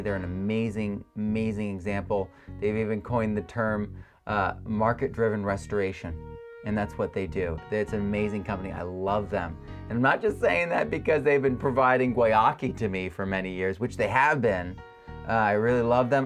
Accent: Connecticut, United States; I'm from Connecticut

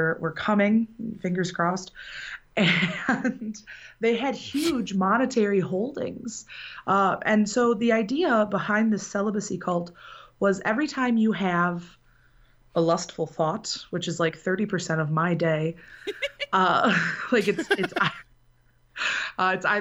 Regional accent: Benton Harbor, Michigan, United States; I am from Benton Harbor, Michigan, which is in the southwest corner of the state.

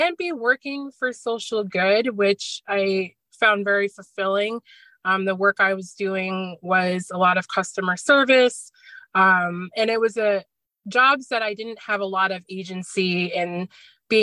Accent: Scottsdale, Arizona, United States; moved away as an adult; now in Schenectady, United States; I'm originally from Scottsdale, Arizona, and I was, just turned 21 and was ready to just get out of my childhood hometown

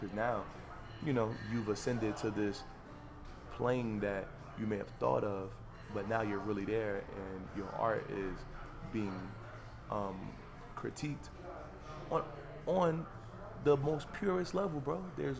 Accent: Harlem, New York, United States; By 2013, 14, because I'm from Harlem anyway, so my mother always, she cursed me. Because when you from Harlem, you dress like hip-hop videos.

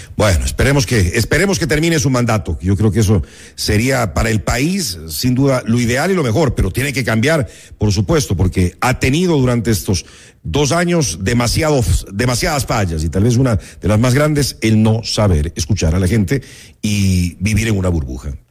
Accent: Ecuador

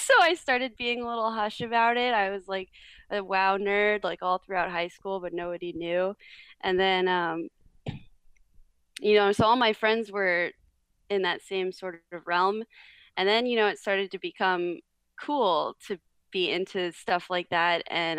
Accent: Florida, United States; also born or lived in New York; I was actually born in New York. I'm from New York, I like to say, which I prefer to say because being from Florida is not as fun. but I moved to Florida when I was around six. And I lived all over Florida.

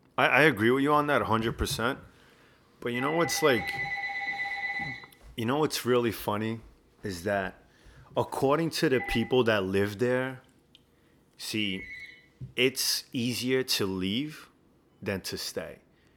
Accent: New York, United States; one of the things that like on a first impact as a New Yorker, I feel like, and I've noticed not just myself, but I've noticed that with a lot of New Yorkers that go back

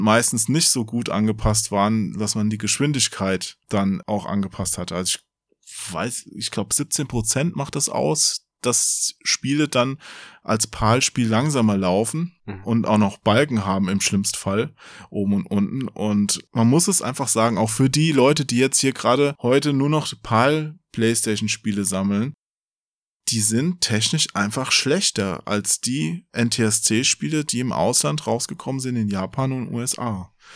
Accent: Offenbach area, Hesse, Germany; Ich bin ja auch in der Gegend da aufgewachsen und habe auch äh, in Frankfurt ja gearbeitet

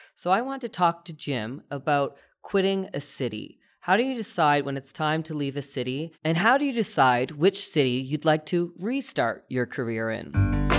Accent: East Coast, Canada; now in Calgary, Canada; I'm from the East Coast

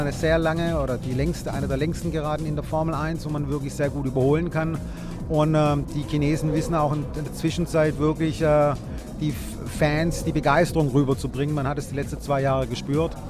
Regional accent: Swabia, Baden-Württemberg, Germany; Als Schwabe

